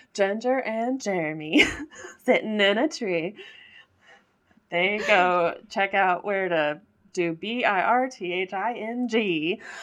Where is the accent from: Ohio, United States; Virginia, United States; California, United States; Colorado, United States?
Colorado, United States; I grew up in Colorado and I cannot ski